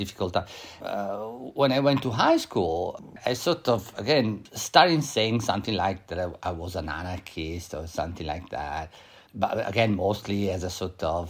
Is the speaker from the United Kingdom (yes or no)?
no; Italy; now in United States; I grew up in Italy. I was a child in the 1970s